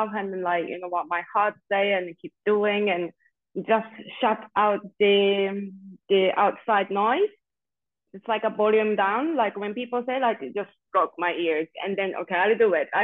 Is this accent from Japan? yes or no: yes; Japan; moved away as an adult; now in Spain; And yes, also I'm from Japan, originally from Japan.